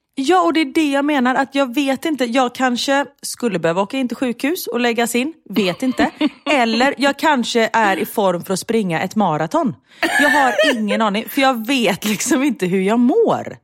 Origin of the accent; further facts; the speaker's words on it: Gothenburg, Västra Götaland, Sweden; vi är ändå göteborgare